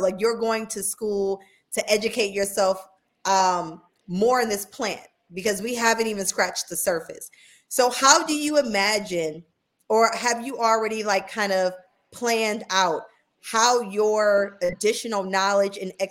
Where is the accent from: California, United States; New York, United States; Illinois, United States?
New York, United States; Buffalo; moved away as an adult; also born or lived in Southern United States; I'm originally from upstate New York. I'm from Buffalo. But I've been below the Mason-Dixon for almost 20 years now